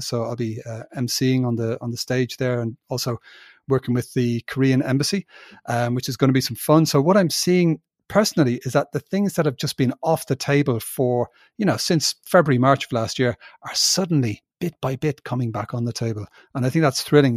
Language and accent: English; Ireland; moved away as an adult; also born or lived in United Kingdom; I'm from Ireland and you know but I'm an Irish citizen